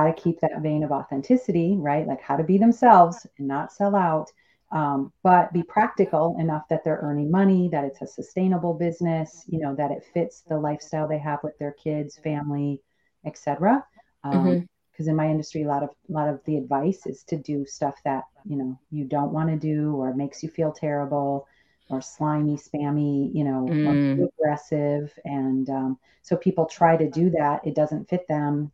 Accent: Michigan, United States; moved away as an adult; also born or lived in San Francisco; now in Sonoma County, United States; I am from the Midwest. So I'm from Michigan. I grew up and stayed there

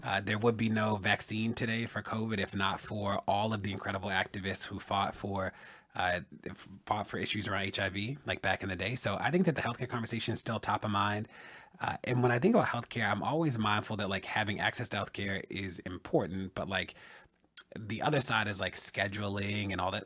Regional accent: Baltimore, Maryland, United States; a black gay kid growing up in Baltimore

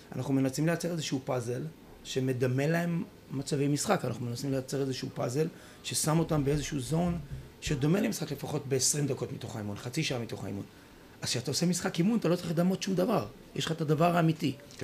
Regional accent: Haifa, Haifa District, Israel; אנחנו גדלנו ביחד בחיפה

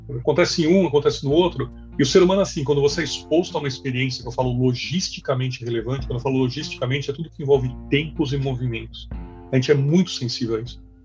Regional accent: Brazil; como brasileiro

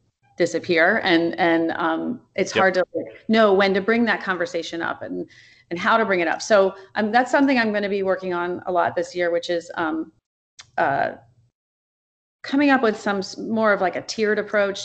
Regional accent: Wilmington, Delaware, United States; also born or lived in Chicago area; now in Oak Park, United States; I grew up in Wilmington, Delaware.

